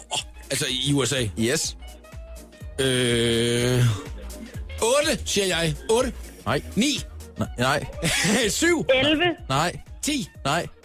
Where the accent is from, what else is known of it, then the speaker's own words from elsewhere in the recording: Southern Denmark, Denmark; Jeg er semi-jyd. Jeg er fynbo.